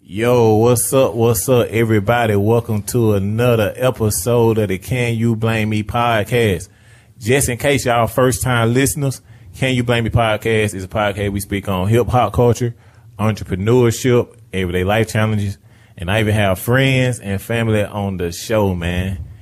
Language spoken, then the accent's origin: English; Riverdale, United States; I'm from Riverdale